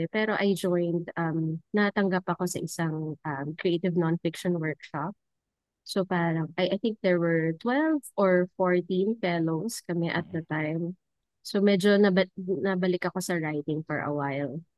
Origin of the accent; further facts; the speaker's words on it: Central Luzon, Philippines; galing ako ng science high school hmm. na nasa um, sa region or sa province namin, very competitive din yung um, yung M3.